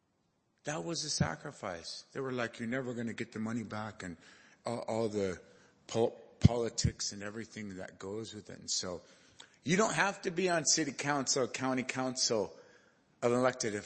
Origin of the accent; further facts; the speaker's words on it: Lummi Nation, Washington, United States; I'm Lummi